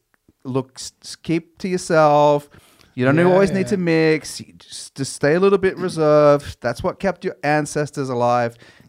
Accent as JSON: {"language": "English", "country": "Australia", "said": "But she didn't even know I was from Australia."}